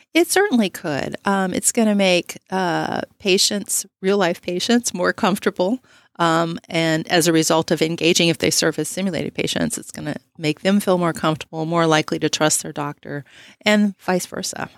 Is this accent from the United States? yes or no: yes; Texas, United States; moved away as an adult; I'm originally from Texas, and we were looking for opportunities to come back.